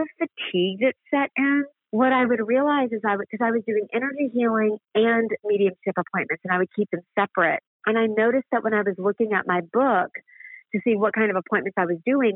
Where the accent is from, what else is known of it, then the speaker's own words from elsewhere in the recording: the South, United States; I was raised in the South, so it's Bible Belt and Baptist